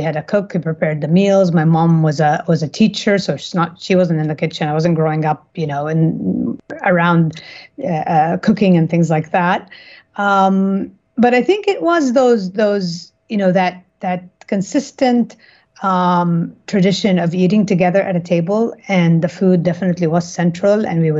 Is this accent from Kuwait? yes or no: yes; Kuwait; moved away as an adult; also born or lived in United States / California; I was born and raised in Kuwait. My father's Egyptian. My mother is Syrian Lebanese.